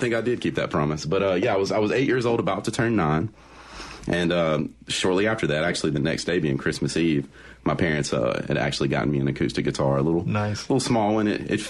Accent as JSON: {"language": "English", "town": "Forest", "region": "Mississippi", "country": "United States", "tie": "born or raised there", "also_born_or_lived": "Fairfield, Alabama / Jackson, Mississippi"}